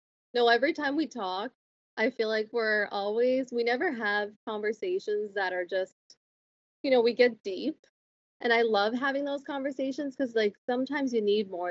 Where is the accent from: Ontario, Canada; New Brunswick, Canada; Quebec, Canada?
New Brunswick, Canada; Miramichi; moved away as an adult; now in Moncton, Canada; I'm originally from Miramichi, New Brunswick, and I moved probably 4 years ago to Moncton, and now I live right outside of Moncton with my boyfriend.